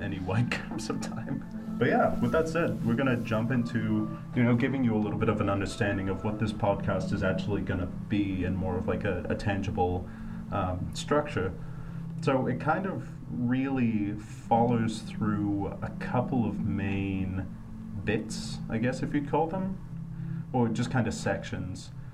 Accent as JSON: {"language": "English", "town": "Denver", "region": "Colorado", "country": "United States", "tie": "born or raised there", "also_born_or_lived": "Australia / Boston", "moved": "as an adult", "said": "I'm originally from Australia, grew up in Denver, and went to school in Boston"}